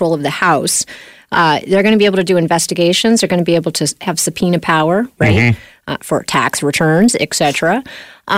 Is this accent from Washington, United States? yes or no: yes; Washington, United States; now in London, Canada; I'm from Washington State